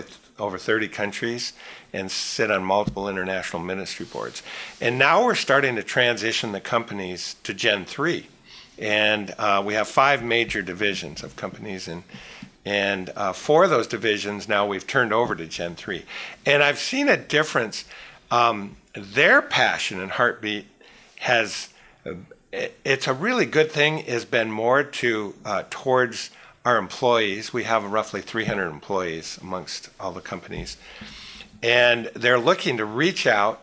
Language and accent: English; Petoskey, Michigan, United States; I'm from Northern Michigan, a little resort area, Petoskey, Michigan